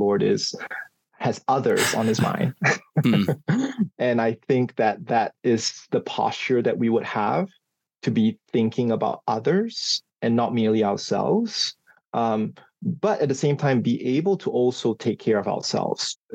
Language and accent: English; Singapore; moved away as an adult; now in Indiana, United States; I grew up in Singapore